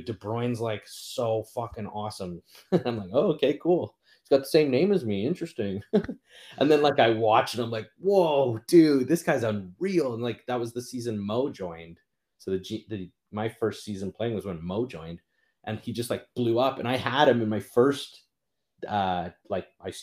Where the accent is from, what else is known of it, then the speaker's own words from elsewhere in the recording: Canada; I'm a Canadian living in Canada